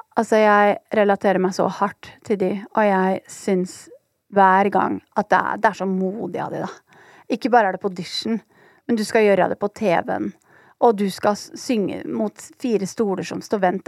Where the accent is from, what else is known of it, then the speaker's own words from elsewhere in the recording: Oslo, Norway; jeg er oppvokst på Holmlia